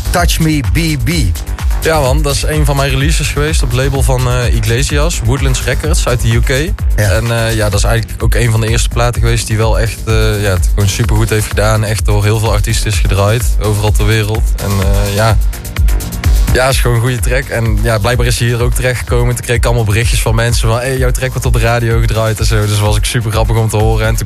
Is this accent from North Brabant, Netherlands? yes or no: yes; Tilburg, North Brabant, Netherlands; Ik kom uit Tilburg.